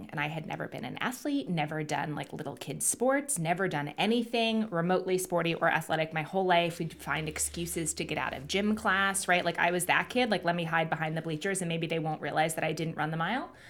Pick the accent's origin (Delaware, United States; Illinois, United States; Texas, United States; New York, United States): New York, United States; Manhattan; also born or lived in London, United Kingdom; growing up in Manhattan and London and really big cities.